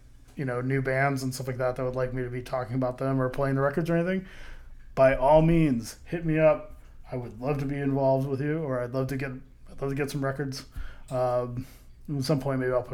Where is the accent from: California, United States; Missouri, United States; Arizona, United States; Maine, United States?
Missouri, United States; St. Louis; I was from St. Louis, as far as where I grew up. I wasn't born there, but I did live in St. Louis